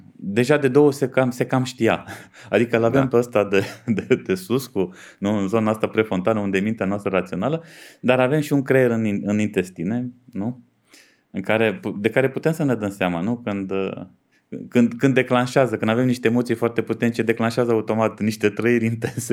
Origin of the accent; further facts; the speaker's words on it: Dej, Cluj County, Romania; sunt din Dej